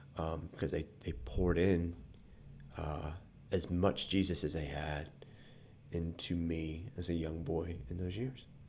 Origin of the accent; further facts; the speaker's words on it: Fairhope, Alabama, United States; also born or lived in Anderson, Indiana / Appalachia; When we moved to Fairhope, Alabama when I was three